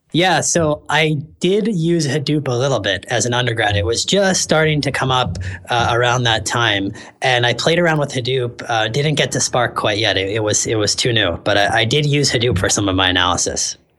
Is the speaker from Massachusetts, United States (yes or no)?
no; San Francisco, California, United States; moved away as an adult; I'm actually from San Francisco originally